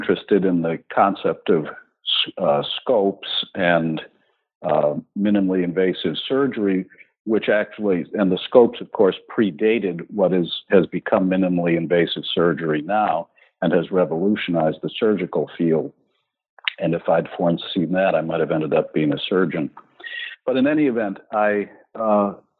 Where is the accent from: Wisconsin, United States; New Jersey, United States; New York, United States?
Wisconsin, United States; Milwaukee; I was born in Milwaukee, Wisconsin